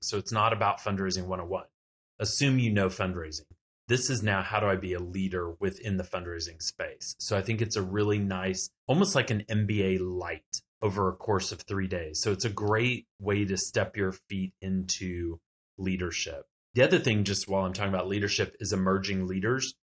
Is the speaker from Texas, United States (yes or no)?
yes; Texas, United States; I'm from Texas